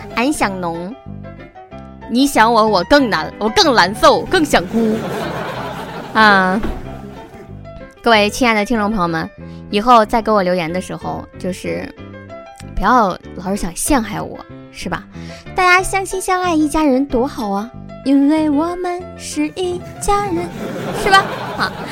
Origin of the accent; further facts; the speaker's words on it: China; 我中国人